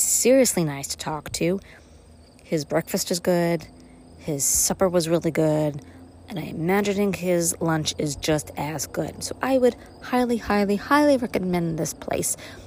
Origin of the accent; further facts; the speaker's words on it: New York City, New York, United States; now in Upstate New York, United States; I grew up in Brooklyn. I came to upstate.